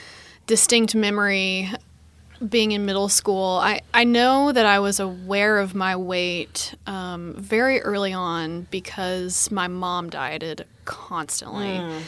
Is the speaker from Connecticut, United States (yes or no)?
no; Arkansas, United States; now in Austin, United States; Yeah, I've lived in Austin for a little over 5 years. I moved here from Arkansas originally